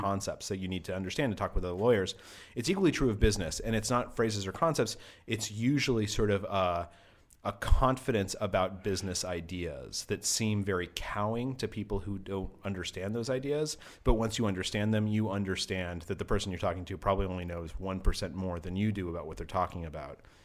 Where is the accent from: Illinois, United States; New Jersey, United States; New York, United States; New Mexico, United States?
New Mexico, United States; Albuquerque; also born or lived in Cairo, Egypt; I grew up in Albuquerque, New Mexico